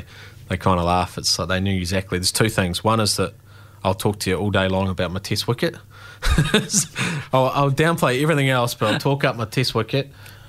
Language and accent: English; Dunedin, Otago, New Zealand; I mean, geez, I'm from South Dunedin, you know.